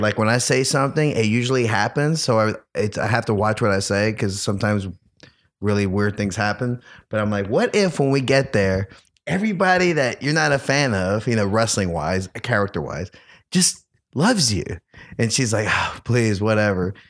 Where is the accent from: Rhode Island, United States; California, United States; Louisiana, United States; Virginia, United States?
Louisiana, United States; New Orleans; I'm from New Orleans, huge Saints fan